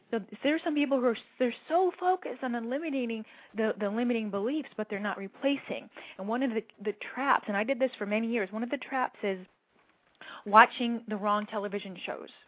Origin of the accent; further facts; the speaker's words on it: Cleveland, Ohio, United States; moved away as an adult; also born or lived in Berkeley, California; I grew up in Cleveland, Ohio